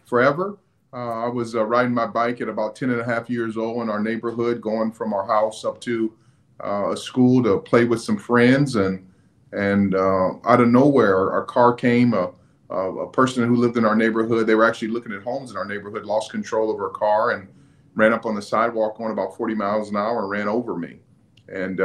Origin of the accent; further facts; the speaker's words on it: Phoenix, Arizona, United States; I was born and raised in Phoenix, Arizona